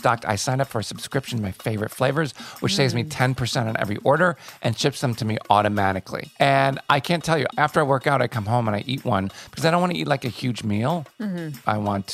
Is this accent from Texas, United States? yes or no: no; Glen Ellyn, Illinois, United States; we grew up in Chicago.